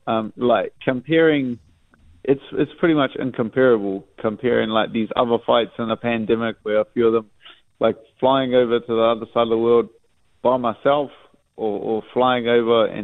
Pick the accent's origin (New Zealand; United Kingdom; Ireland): New Zealand; as a Kiwi